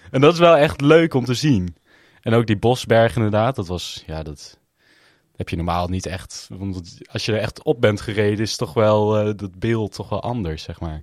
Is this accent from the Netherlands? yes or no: yes; Netherlands; wij als Nederlanders